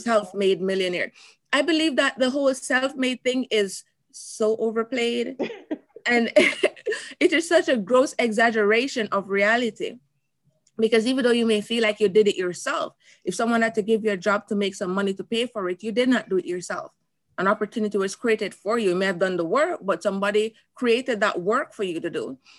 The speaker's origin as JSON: {"language": "English", "country": "Jamaica", "moved": "as an adult", "lives_now": "United States", "said": "coming from Jamaica"}